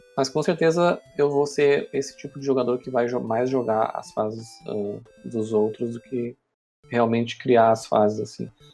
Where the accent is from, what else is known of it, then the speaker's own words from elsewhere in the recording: Pelotas, Rio Grande do Sul, Brazil; nós que somos aqui de Pelotas